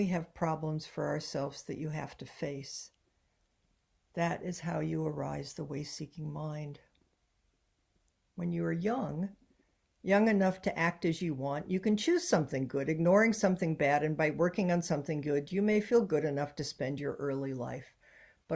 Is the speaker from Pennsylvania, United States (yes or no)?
no; Ohio, United States; moved away as an adult; now in San Francisco, United States; I was growing up in Ohio